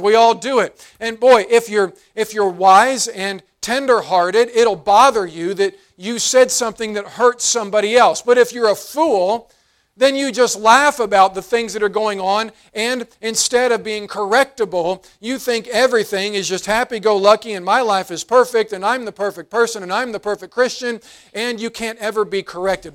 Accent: West Virginia, United States; moved away; I grew up in West Virginia, and, and I loved the hills, I loved country life

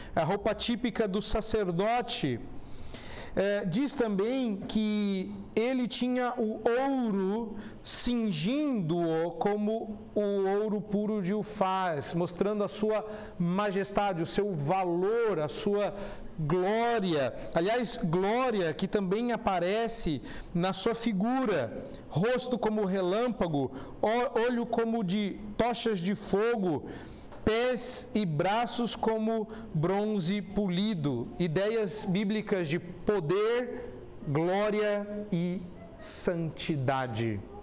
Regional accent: São Paulo, Brazil; Eu nasci em São Paulo

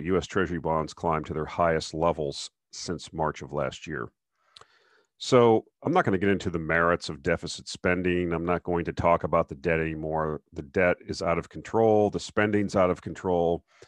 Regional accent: South Florida, United States; I grew up in South Florida

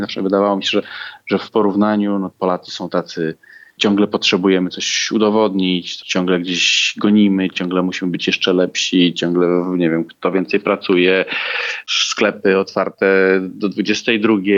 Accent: Slovakia; Polish is a second language; u nas, na Słowacji

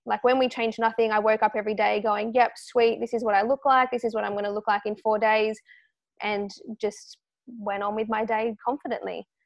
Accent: Australia; as an Australian, uh, female

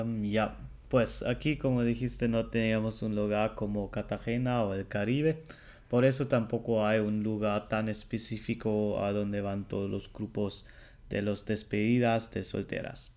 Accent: Germany; el alemán

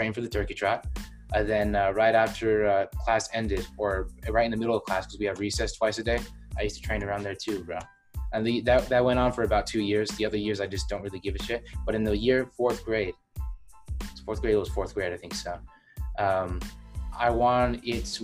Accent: New Mexico, United States; now in Illinois, United States; I'm from New Mexico

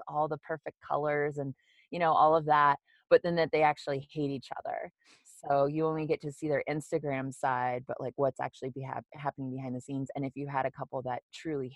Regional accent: United States; I'm from the United States

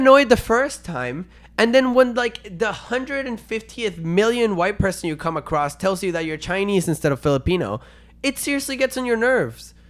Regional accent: Venezuela; English is a second language; now in Canada; I was born and raised in Venezuela

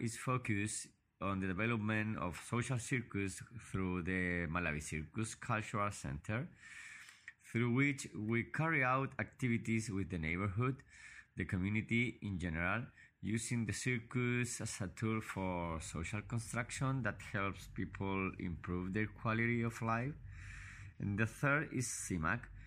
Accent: Valparaíso, Chile; I was born in Valparaiso, Chile, and I still live in this city.

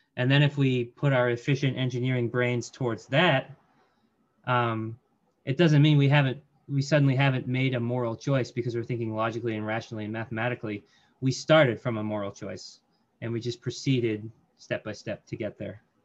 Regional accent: Colorado Springs, Colorado, United States; I grew up in Colorado Springs

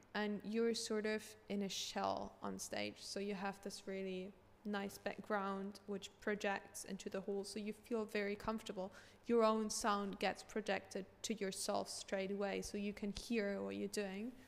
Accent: Hamburg, Germany; I grew up in Hamburg

